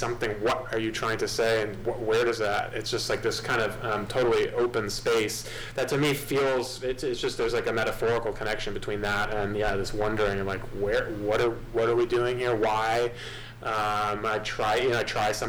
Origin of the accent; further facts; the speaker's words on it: Great Neck, New York, United States; I grew up on Long Island, yeah, Great Neck, just like half an hour outside the city.